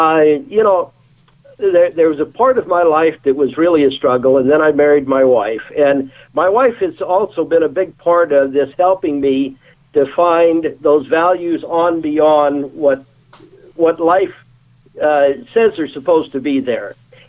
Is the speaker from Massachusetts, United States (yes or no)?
no; Texas, United States; also born or lived in Albuquerque, New Mexico; I grew up in Austin, Corpus Christi, Texas, and then on to Albuquerque, New Mexico. And our family was poor.